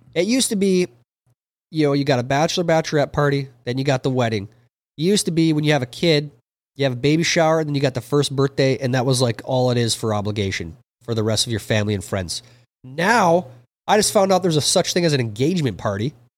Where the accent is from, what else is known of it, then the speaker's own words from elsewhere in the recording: Minnesota, United States; growing up in Minnesota.